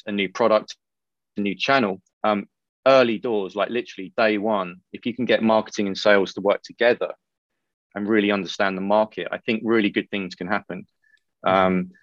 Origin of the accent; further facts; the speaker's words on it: United Kingdom; I'm British